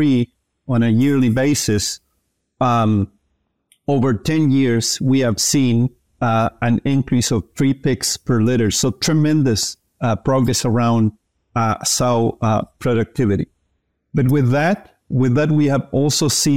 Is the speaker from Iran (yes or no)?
no; Chile; moved away as an adult; also born or lived in Kansas, United States; I am originally from Chile, where I received undergrad training in ag science